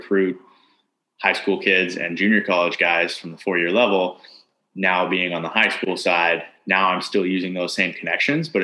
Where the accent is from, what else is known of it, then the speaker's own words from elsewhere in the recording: Canada; moved away; being Canadian and dealing with visa issues